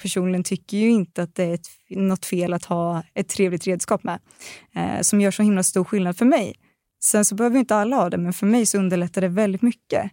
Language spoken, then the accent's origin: Swedish; Östergötland, Sweden; accent: östgötska; Jag får alltid höra att min östgötska är så helt otrolig